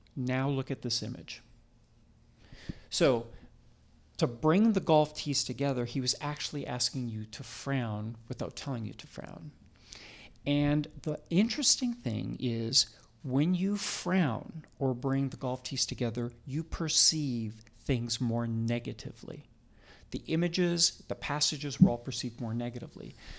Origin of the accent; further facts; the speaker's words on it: Canada; moved away as an adult; also born or lived in Toronto, Canada / Vancouver, Canada; now in United States; I am Canadian born. I, I trained in Toronto, medical school in Toronto, and then practiced in Vancouver, British Columbia for twenty years